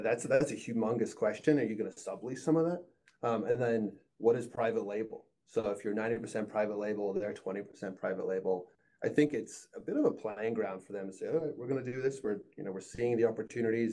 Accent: Northeast, United States; I grew up in the Northeast

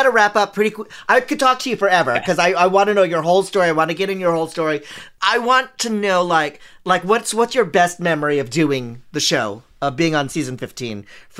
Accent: San Francisco, California, United States; Growing up in San Francisco

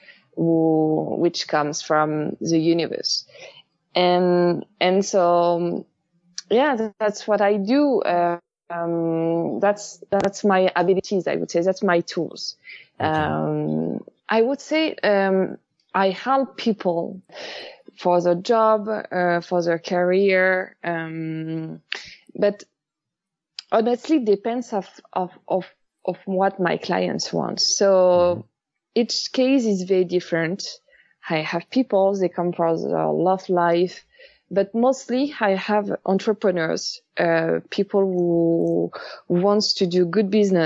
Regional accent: Paris, Île-de-France, France; English is a second language; moved away as an adult; now in Los Angeles, United States; I'm from Paris. I'm French. I moved in LA almost 5 years ago now.

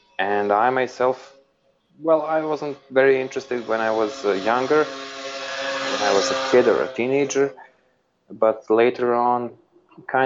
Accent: Serbia; also born or lived in Belgrade; I grew up in Serbia

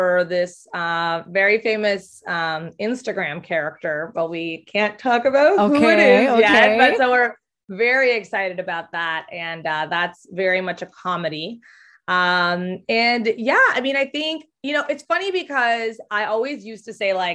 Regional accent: Mexico; I grew up in Mexico, but I went to the American school in Mexico

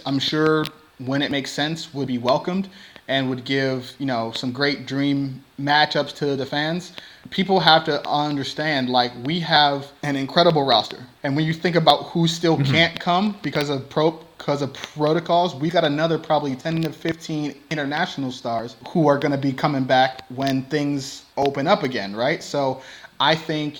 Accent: Cleveland, Ohio, United States; now in Houston, United States; it's really rough growing up on the East Side

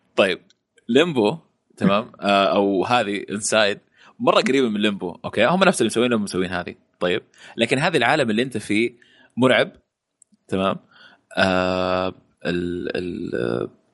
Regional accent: Saudi Arabia; عندنا في السعودية

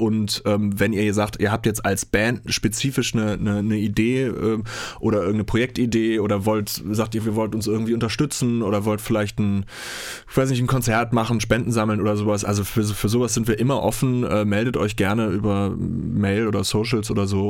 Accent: Germany; bei uns in Deutschland

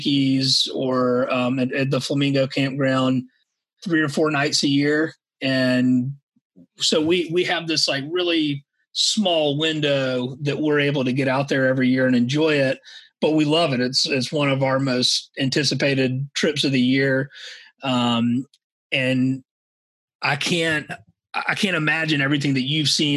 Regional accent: Savannah, Georgia, United States; I grew up in Savannah, Georgia, here in the low country

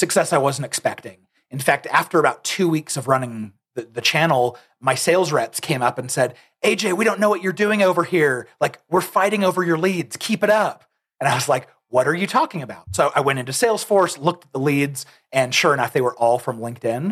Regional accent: Arizona, United States; now in Lehi, United States; I'm actually originally from Arizona, but I came here about probably 18 years ago now

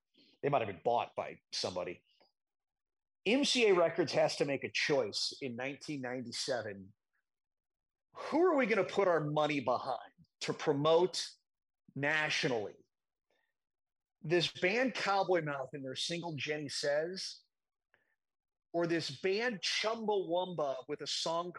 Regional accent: St. Louis, Missouri, United States; my hometown of St. Louis

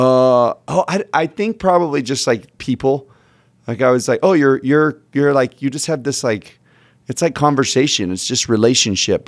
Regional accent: Sugar Land, Texas, United States; moved away as an adult; now in Utah, United States; I grew up in, uh, Houston, right outside of Houston

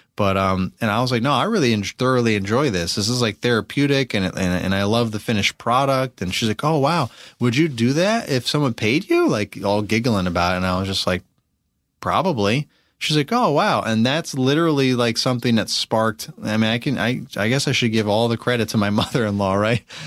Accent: Albany, New York, United States; moved away as an adult; also born or lived in Pennsylvania; now in Virginia, United States; I'm from Albany, New York

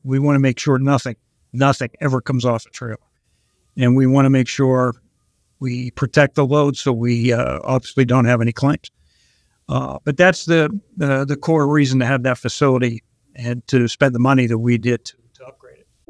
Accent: Pittsburgh, Pennsylvania, United States; also born or lived in Long Island, New York; I'm actually originally from Pittsburgh

